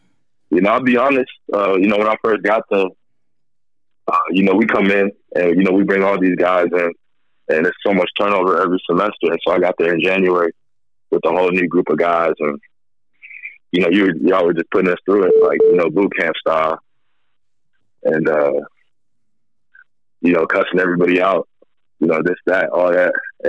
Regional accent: Minneapolis, Minnesota, United States; also born or lived in San Diego / Iowa / Virginia; So I was born in San Diego. I was born in Southern California. Spent a lot of my younger life in the Midwest. So grew up in like the Minneapolis area, Minnesota. Also lived in Northwest Iowa.

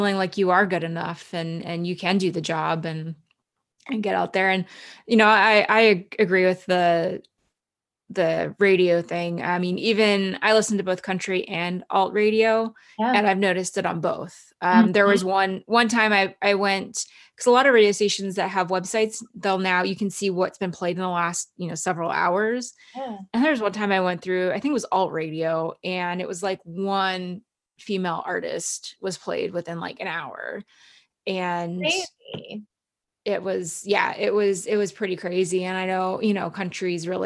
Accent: Cochrane, Alberta, Canada; also born or lived in Calgary, Alberta; my memories of growing up in Cochrane

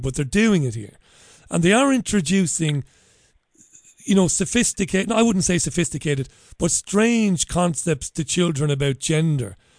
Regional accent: Ireland; accent: Irish; now in United Kingdom; I'm an Irishman. You can probably tell that by my outrageous accent

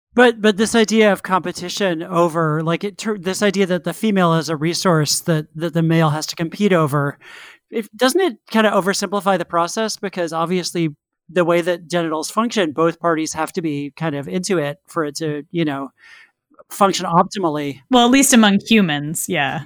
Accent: Connecticut, United States; the house I grew up in in Connecticut

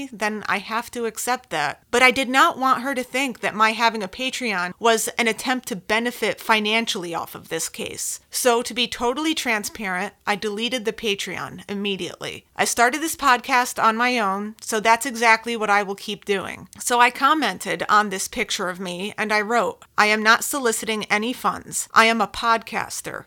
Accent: Connecticut, United States; I'm from Connecticut

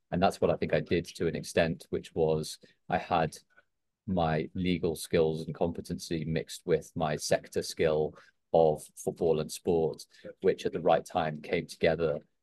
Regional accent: Liverpool, North West England, United Kingdom; I grew up in Liverpool as a big Liverpool fan

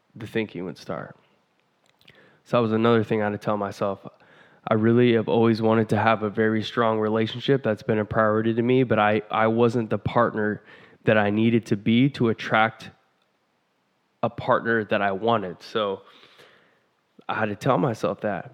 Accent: Vancouver, Washington, United States; I'm from Vancouver, Washington

